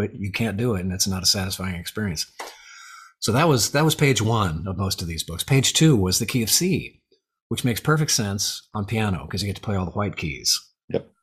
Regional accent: Arcadia, California, United States; now in Lafayette, United States; I grew up in Southern California, uh, Arcadia, California, the jewel of the smog belt

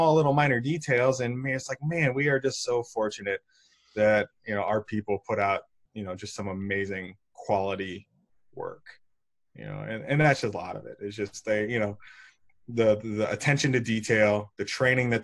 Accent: St. Louis, Missouri, United States; I've been born and raised in St. Louis and kind of never left, even for college.

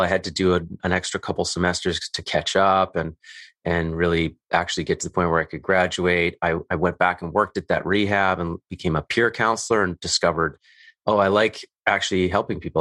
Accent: Calgary, Alberta, Canada; I grew up in Calgary, Alberta, Canada

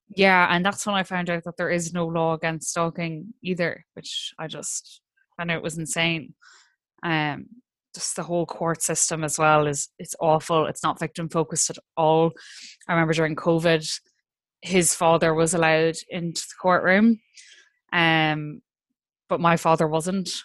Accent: Ireland; as Irish people

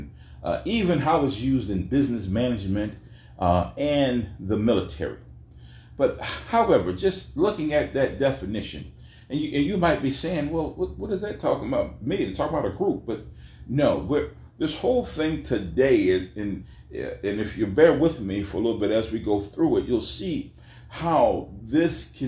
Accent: Weirton, West Virginia, United States; I'm from Weirton, West Virginia

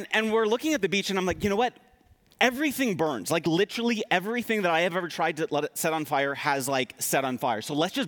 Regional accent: East Coast, United States; I grew up on the East Coast on an island, so I grew up, you know, as a kid on the beach a lot

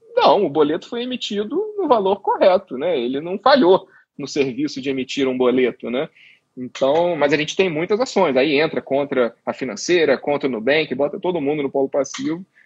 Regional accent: Rio de Janeiro, Brazil; eu sou carioca também

